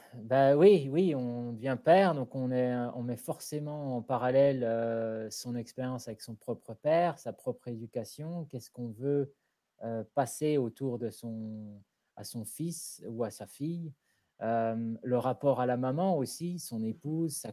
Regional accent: France; moved away as an adult; also born or lived in South London, United Kingdom; now in London, United Kingdom; je suis français, je vis au sud de Londres depuis 17 ans

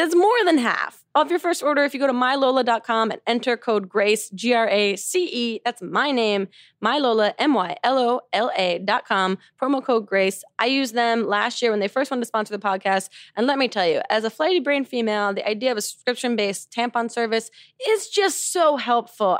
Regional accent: New Jersey, United States; I'm from New Jersey

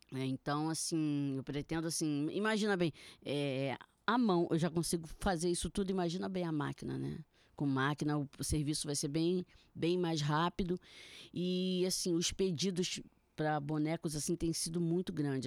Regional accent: Niterói, Rio de Janeiro, Brazil; eu também sou de Niterói e eu trabalho ali, no centro

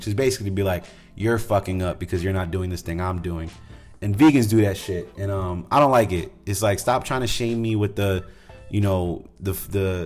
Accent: New England, United States; I grew up in New England.

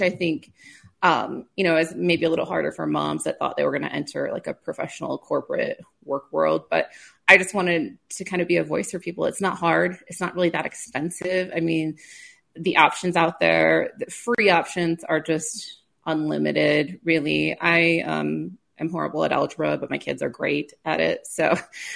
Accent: Clark, South Dakota, United States; I grew up in South Dakota on a farm by Clark, so not too far from where you are

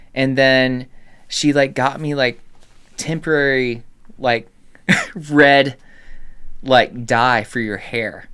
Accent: Carrollton, Georgia, United States; also born or lived in Decatur, Georgia; now in Nashville, United States; I'm from Carrollton

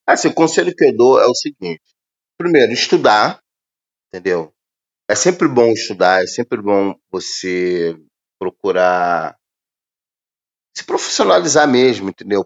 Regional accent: Brazil

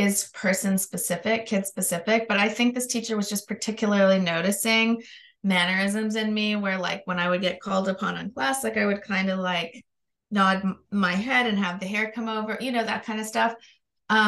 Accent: Canada; now in Los Angeles, United States; I'm Canadian, but I live in Los Angeles.

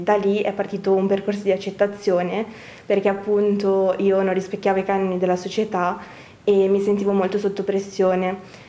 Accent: Brescia, Lombardy, Italy; dalla mia origine bresciana

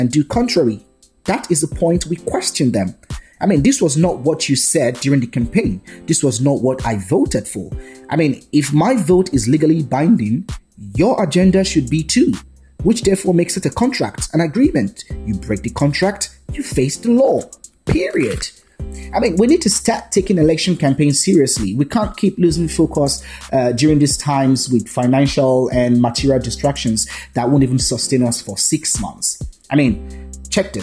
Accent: Edo, Nigeria; I am from Edo State, well, Ishan by tribe precisely. I was born here

